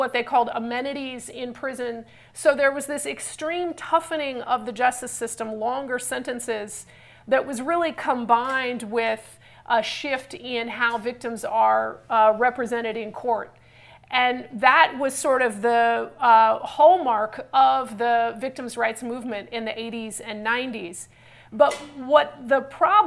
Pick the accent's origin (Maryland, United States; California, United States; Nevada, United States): California, United States; I'm from California.